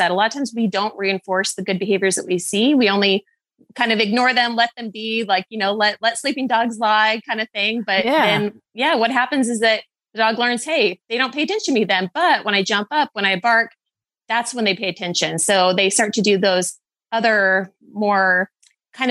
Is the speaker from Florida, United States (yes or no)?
no; Idaho, United States; I moved from Southern to North Idaho in about sixth grade.